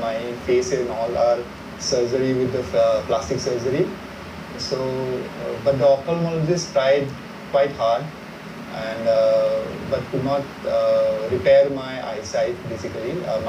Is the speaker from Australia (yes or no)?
no; Guwahati, Assam, India; moved away as an adult; also born or lived in Dhanbad / Chhattisgarh / Nagpur / Odisha; I am born and brought up in Guwahati.